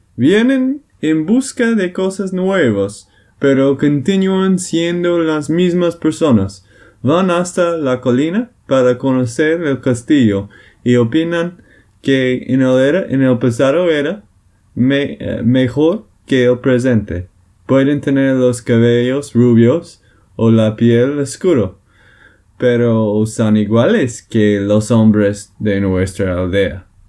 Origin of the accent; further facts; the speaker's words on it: Texas, United States; de Texas, Estados Unidos.